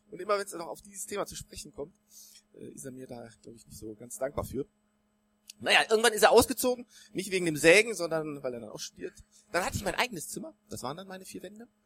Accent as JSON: {"language": "German", "town": "Bonn", "region": "North Rhine-Westphalia", "country": "Germany", "tie": "born or raised there", "also_born_or_lived": "Cologne", "said": "Ich bin in Köln geboren worden, dann in Bonn aufgewachsen, hab noch vier Geschwister, waren also zu siebt in der Familie"}